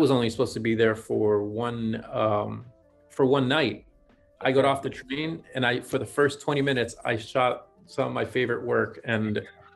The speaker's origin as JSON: {"language": "English", "country": "Ecuador", "tie": "born or raised there", "moved": "yes", "lives_now": "New York, United States", "said": "I'm from Ecuador originally, or was born in Ecuador."}